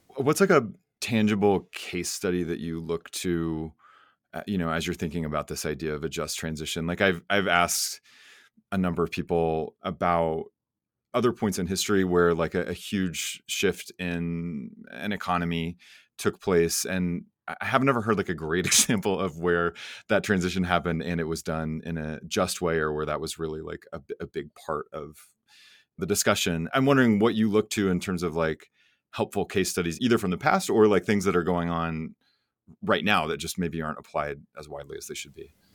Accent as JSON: {"language": "English", "region": "Oklahoma", "country": "United States", "tie": "born or raised there"}